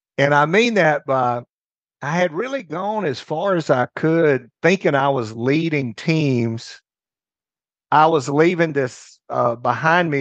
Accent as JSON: {"language": "English", "region": "North Mississippi", "country": "United States", "tie": "born or raised there", "also_born_or_lived": "Houston, Texas", "said": "I grew up in North Mississippi"}